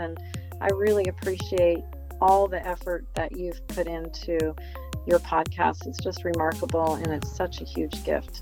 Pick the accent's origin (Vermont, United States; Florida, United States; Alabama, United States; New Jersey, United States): New Jersey, United States; also born or lived in California; We moved to New Jersey. We lived in a tiny little town.